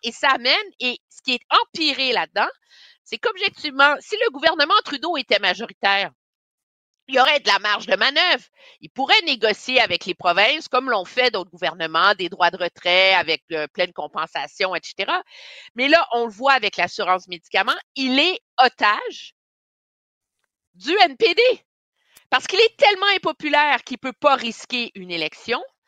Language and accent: French; Montreal, Quebec, Canada; born or raised there